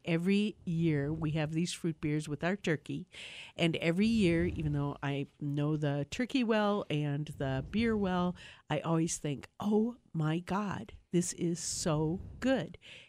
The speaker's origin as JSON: {"language": "English", "region": "Wisconsin", "country": "United States", "said": "I'm from Wisconsin. You know, like fruit does not go in beer."}